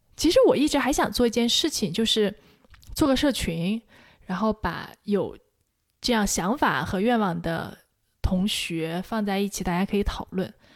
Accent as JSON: {"language": "Chinese", "country": "China", "said": "在我成长环境中和，跟我一样受中国这种教育环境中的人"}